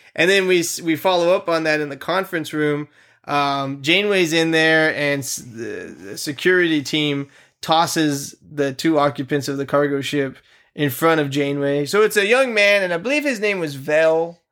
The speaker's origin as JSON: {"language": "English", "country": "United States", "said": "I'm an American male"}